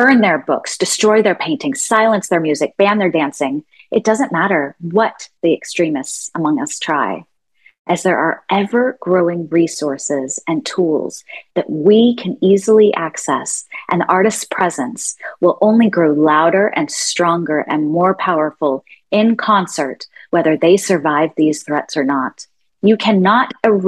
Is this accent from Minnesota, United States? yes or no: no; Fort Worth, Texas, United States; I grew up in Fort Worth, Texas, Cowtown